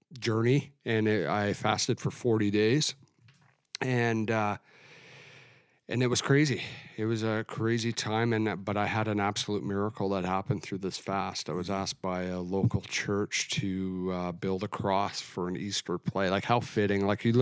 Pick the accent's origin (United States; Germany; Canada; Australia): Canada; Alberta; moved away; I grew up in Alberta.